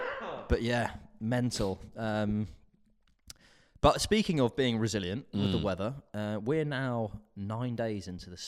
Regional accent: United Kingdom; That's the issue with being British, is you just have to suck it up.

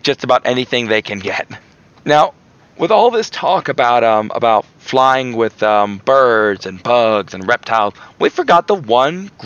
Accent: Florida, United States; I'm from Florida

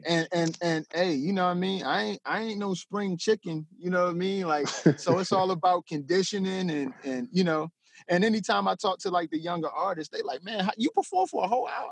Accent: Denton, Maryland, United States; I'm from Denton, Maryland

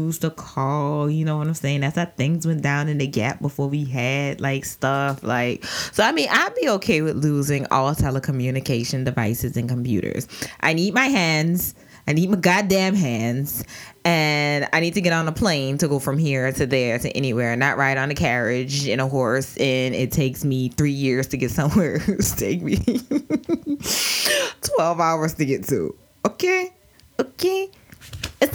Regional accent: New Orleans, Louisiana, United States; I'm from New Orleans

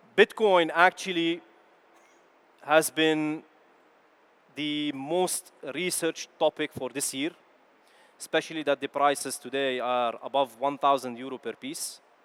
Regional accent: Lebanon; born or raised there; also born or lived in Kuwait; now in Netherlands

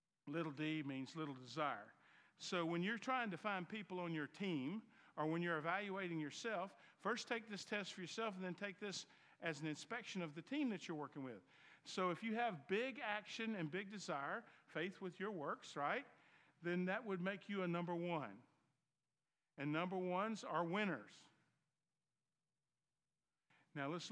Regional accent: the South, United States; accent: Southern; My Southern accent. So in the South

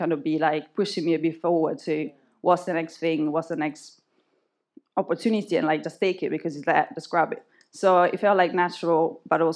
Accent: Italy; moved away as an adult; now in London, United Kingdom; I came from Italy, and the only option in Italy kind of to be close to God and what I've always known was being a Catholic church

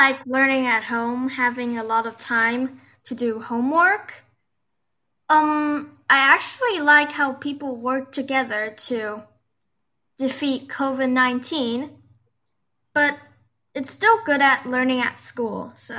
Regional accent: Shanghai, China; I'm in fifth grade. I came from Shanghai, China

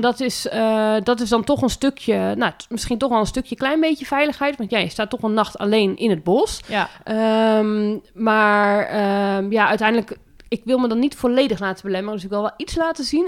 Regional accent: Zeeland, Netherlands; moved away as an adult; now in Montfoort, Netherlands; ik kom oorspronkelijk uit Zeeland en ik kwam hier in Utrecht, in de provincie Utrecht wonen

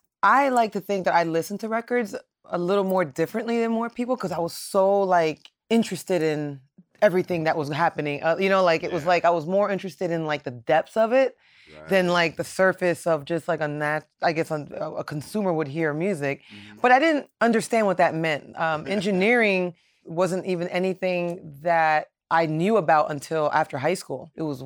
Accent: Miami, Florida, United States; Yes. Born and raised in Miami.

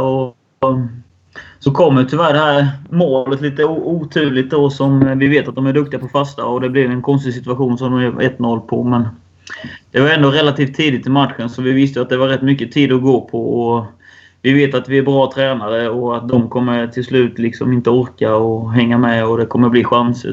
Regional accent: Värnamo, Jönköping County, Sweden; moved away as an adult; now in Falkenberg, Sweden; jag är uppvuxen i Värnamo och varit där nästan hela livet.

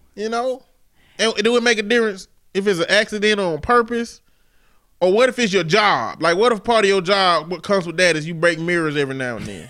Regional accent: the South, United States; I'm from the South

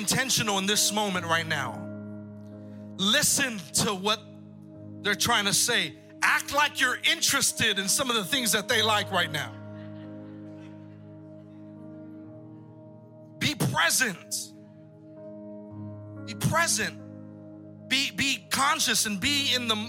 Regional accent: Texas, United States; also born or lived in San Pedro, California; I'm from Texas

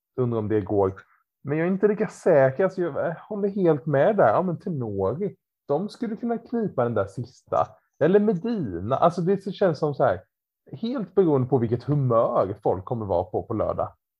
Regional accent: Ramkvilla, Jönköping County, Sweden; gympan hemma i Ramkvilla på måndagkvällar.

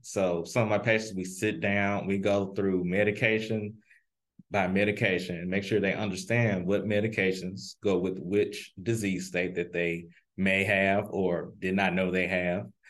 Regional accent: Memphis, Tennessee, United States; now in St. Louis, United States; I am originally from Memphis, Tennessee

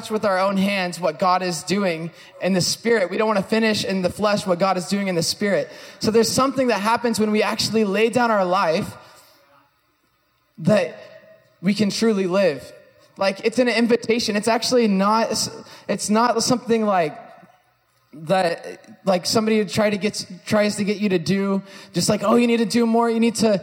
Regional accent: California, United States; I'm from California

